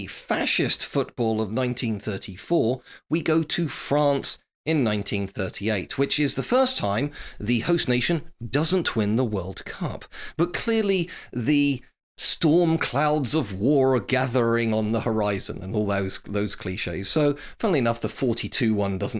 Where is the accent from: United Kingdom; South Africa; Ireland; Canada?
United Kingdom; England; I'm obviously an English person, a proud English person.